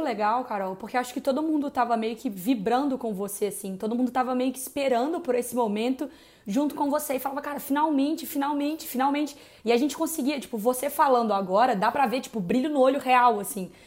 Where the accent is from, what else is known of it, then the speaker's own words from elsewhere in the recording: Belo Horizonte, Minas Gerais, Brazil; also born or lived in São Caetano do Sul; now in São Paulo, Brazil; Porque eu sou de BH e mudei para São Paulo.